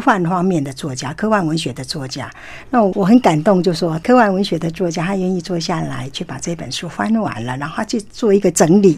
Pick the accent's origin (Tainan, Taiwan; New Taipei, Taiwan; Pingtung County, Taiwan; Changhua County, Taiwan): Tainan, Taiwan; 这一块土地其实我很熟悉，是因为我就是台南人